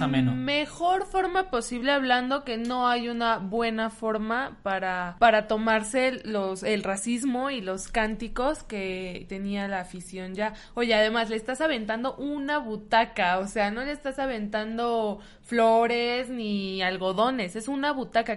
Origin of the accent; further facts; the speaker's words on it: Mexico City, Mexico; somos chilangos